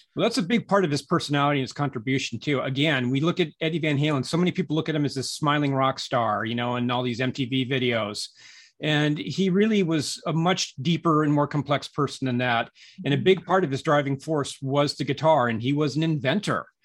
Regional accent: Southern California, United States; moved away as an adult; also born or lived in San Francisco / New York City; I, I grew up in Southern California

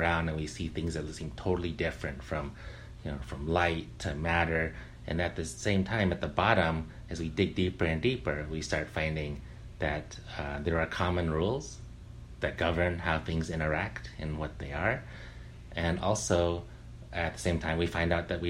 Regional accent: near Berkeley, California, United States; When I was a kid, I grew up near Berkeley.

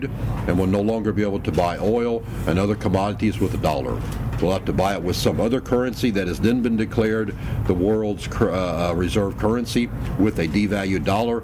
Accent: United States; moved away as an adult; also born or lived in Europe; As an American

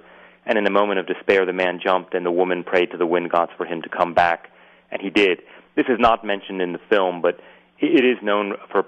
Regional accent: Winston-Salem, North Carolina, United States; moved away; relearn my hometown and a lot of the places I didn't know about.

